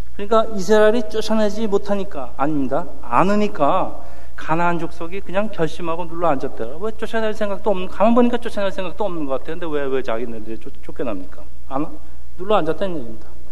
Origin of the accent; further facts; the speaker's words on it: South Korea; moved away as an adult; now in United States; 한국 이민 1세들의 그 저희 세대의 75%가 교회에 적을 두고 있다는 보고서가 있는데